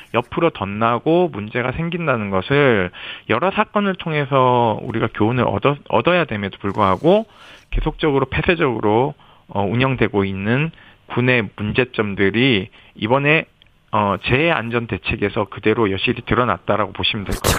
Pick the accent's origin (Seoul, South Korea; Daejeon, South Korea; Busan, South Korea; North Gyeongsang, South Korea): North Gyeongsang, South Korea; Yeongju; 거기가 저희 고향 영주 바로 밑 밑에 있는 내성천이에요. 영주댐에서 물이 나와서 그리 흘러가는데 어린 시절 놀던 곳이기도 해서